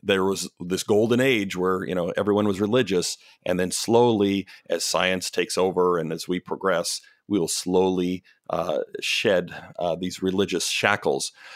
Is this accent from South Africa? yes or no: no; Canada; moved away as an adult; also born or lived in Pacific Northwest near Portland, Oregon; now in Portland, United States; I'm Canadian. I grew up, born and raised in Canada, moved down to the States in my twenties